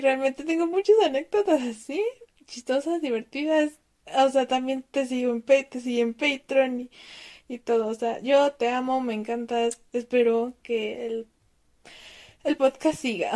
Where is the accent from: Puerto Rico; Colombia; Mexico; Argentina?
Mexico; Tengo 20 años y soy de México.